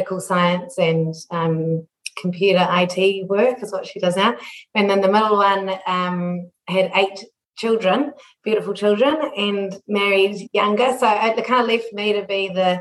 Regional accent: Papakura, Auckland, New Zealand; So we grew up in Papakura in the 80s

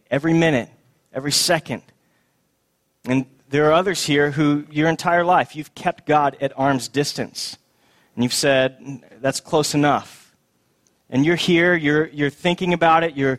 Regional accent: Texas, United States; moved away as an adult; also born or lived in Boston; we moved from Boston to the Promised Land back to Texas, and we were so happy to be home.

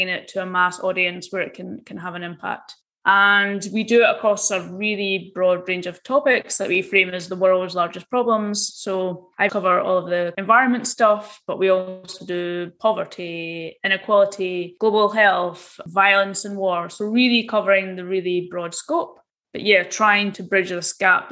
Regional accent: Scotland, United Kingdom; I grew up in Scotland and basically did all of my education at the University of Edinburgh.

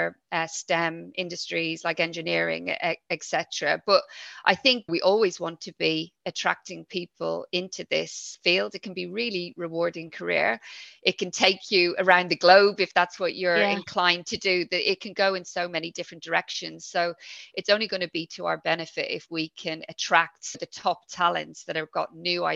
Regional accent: Dublin, Leinster, Ireland; accent: Irish; moved away as an adult; also born or lived in London / Yorkshire; now in United Kingdom; I'm originally from Dublin in Ireland, but I live here in the UK with my family

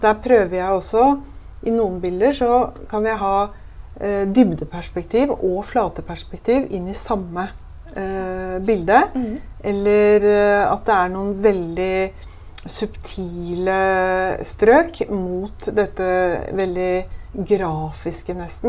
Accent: Bærum, Akershus, Norway; jeg vokste opp på Høvik, som ikke er så langt unna her, og på Jar senere

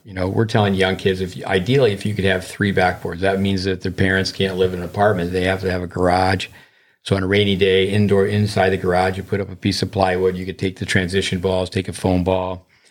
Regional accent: United States; being an American

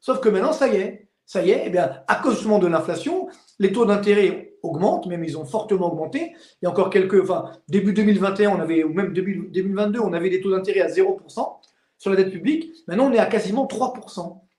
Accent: Orly, Île-de-France, France; Moi, je viens des cités HLM d'Orly. Donc je sais ce que c'est, j'ai grandi jusqu'à 25 ans, je sais ce que c'est des lendemains difficiles

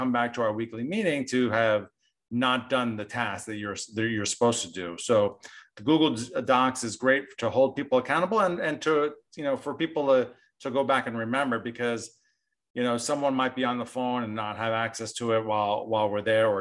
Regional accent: New Jersey, United States; moved away; also born or lived in Southern California; I grew up in New Jersey

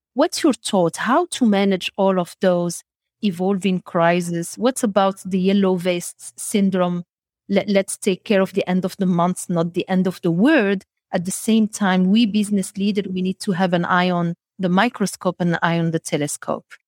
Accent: Morocco; also born or lived in Middle East / United States; now in Belgium; I was born in Morocco, and then I had, uh, the luxury to travel around the world and live in Middle East, in the United States of America, back to Belgium

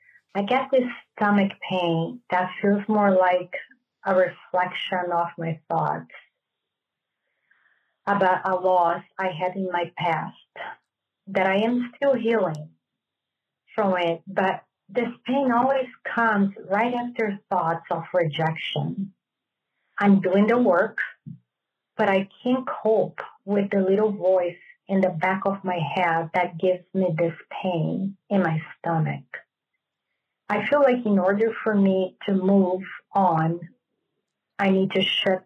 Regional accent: California, United States; I am from Southern California.

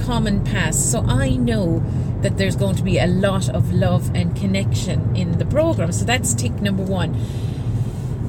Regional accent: Ireland; moved away as an adult; also born or lived in Singapore; now in Juan-les-Pins, France; I'm from Ireland

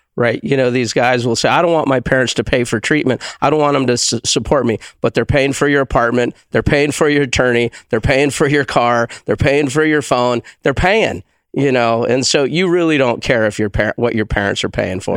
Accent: Tucson, Arizona, United States; moved away as an adult; now in Prescott, United States; I'm a desert rat. I'm from Tucson

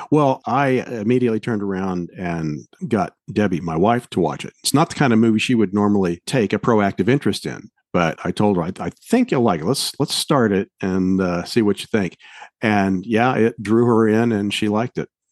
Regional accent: Tulsa, Oklahoma, United States; Tony Randall, who is from my hometown, Tulsa, originally.

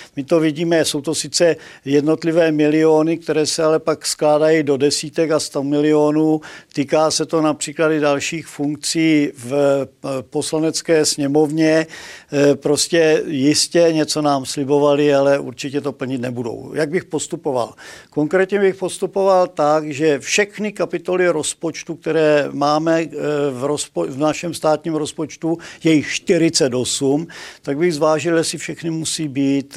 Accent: Moravia, Czechia; u nás na Moravě

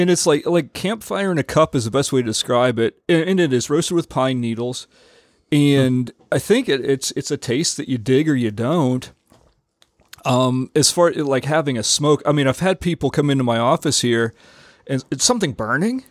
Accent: United States; also born or lived in Rio de Janeiro, Brazil; as an American, you know, I, I think, you know, my Canadian roots

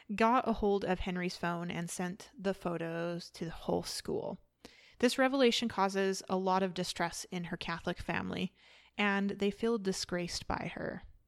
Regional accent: Canada; I am from Canada

